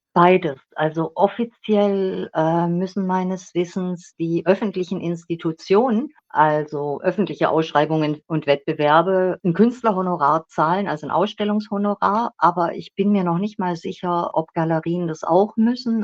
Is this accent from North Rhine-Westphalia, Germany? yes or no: no; Schwäbisch Gmünd, Baden-Württemberg, Germany; accent: South German; now in Berlin, Germany; ich bin in Schwäbisch Gmünd geboren worden, aber ich lebe schon seit gefühlten 100 Jahren in Berlin